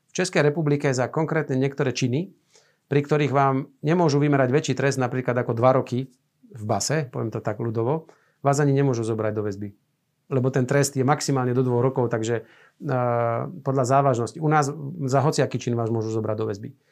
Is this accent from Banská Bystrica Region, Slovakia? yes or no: yes; Banská Bystrica, Banská Bystrica Region, Slovakia; ja som z Banskej Bystrice